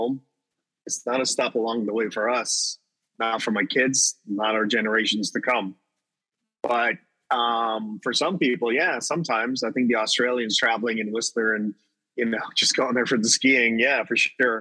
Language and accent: English; Guyana; now in Toronto, Canada; But I'm Guyanese also. I'm definitely Guyanese in a different way